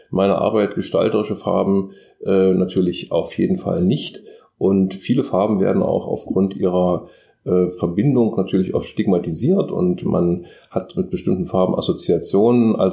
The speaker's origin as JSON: {"language": "German", "town": "Magdeburg", "region": "Saxony-Anhalt", "country": "Germany", "said": "ich komme aus dem Norden, also nicht ganz aus dem Norden, sondern aus Magdeburg."}